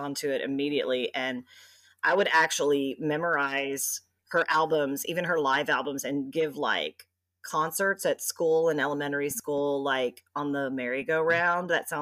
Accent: Memphis, Tennessee, United States; now in Texas, United States; I'm from Memphis, Tennessee

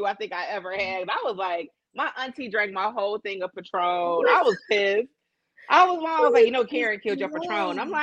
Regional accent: Chicago, Illinois, United States; as a native Hyde Parker, I was happy because growing up in Hyde Park, we didn't have festivals and shit

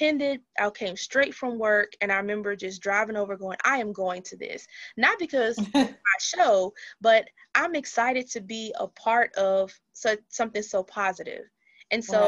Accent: Brookside, Alabama, United States; Brookside is my hometown

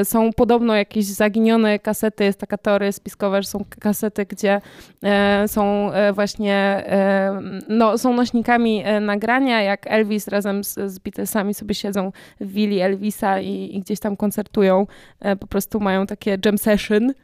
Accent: Katowice, Silesian Voivodeship, Poland; jestem z Katowic

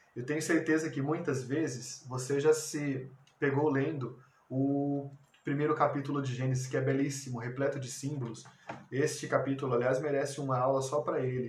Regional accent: Brazil; Como brasileiros, nós temos 500 anos de sociedade

